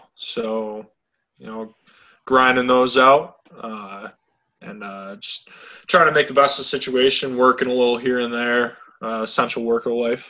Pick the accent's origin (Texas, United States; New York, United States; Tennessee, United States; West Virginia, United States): New York, United States; Fairport; now in Farmington, United States; I'm from Fairport, New York. I live in Farmington now.